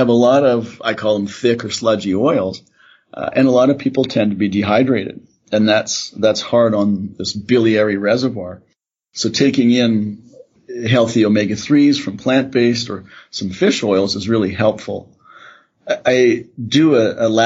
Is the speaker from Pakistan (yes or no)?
no; Canada; now in Calgary, Canada; I'm a Canadian. My family are grain farmers in Saskatchewan.